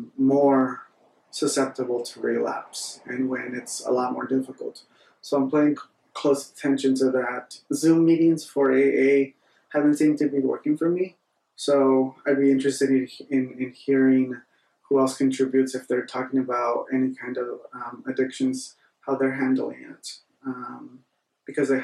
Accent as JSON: {"language": "English", "region": "Northern California", "country": "United States", "tie": "born or raised there", "said": "I'm in Northern California. I am back in my hometown where I was not born, but raised"}